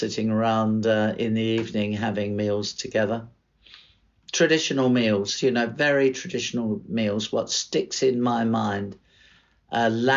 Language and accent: English; Australia; moved away as an adult; now in London, United Kingdom; being an Australian